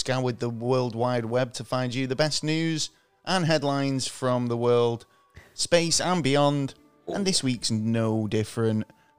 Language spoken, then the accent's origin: English; Manchester, North West England, United Kingdom; I'm Mancunian